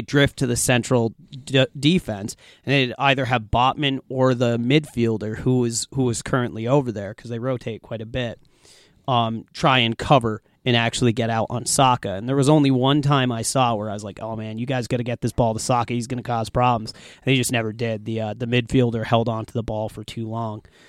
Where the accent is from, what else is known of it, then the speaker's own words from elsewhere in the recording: United States; we're American